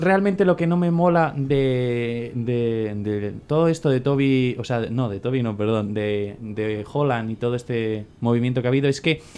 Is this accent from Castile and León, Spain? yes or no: yes; Valladolid, Castile and León, Spain; Yo de pequeño jugué en el Vitoria, aquí en el barrio de Valladolid